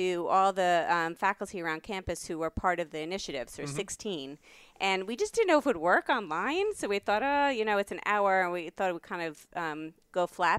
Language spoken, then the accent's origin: English; New York, United States; I'm from New York.